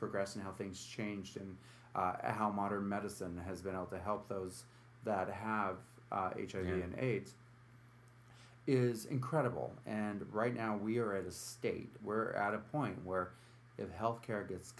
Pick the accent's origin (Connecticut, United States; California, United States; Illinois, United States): California, United States; San Francisco; moved away as an adult; also born or lived in New York City; now in Utica, United States; You know, I grew up in San Francisco in the late 80s and early 90s.